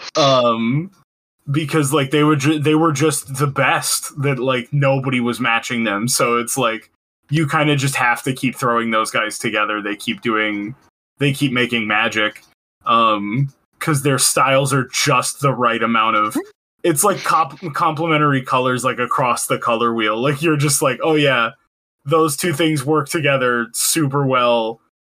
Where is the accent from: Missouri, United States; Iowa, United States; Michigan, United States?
Michigan, United States; I'm from Michigan